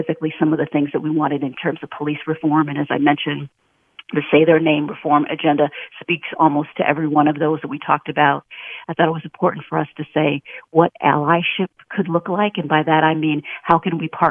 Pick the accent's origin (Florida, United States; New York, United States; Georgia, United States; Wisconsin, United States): Wisconsin, United States; Milwaukee; moved away; I'm originally from Milwaukee, Wisconsin